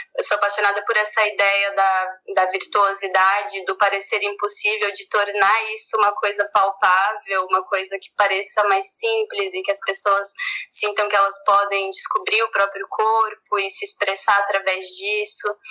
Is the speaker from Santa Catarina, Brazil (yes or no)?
yes; Florianópolis, Santa Catarina, Brazil; Eu sou de Florianópolis, eu estudei no ensino médio na escola, no colégio de aplicação da UFSC